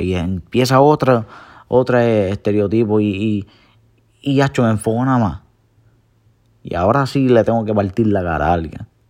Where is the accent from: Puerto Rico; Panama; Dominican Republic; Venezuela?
Puerto Rico; soy boricua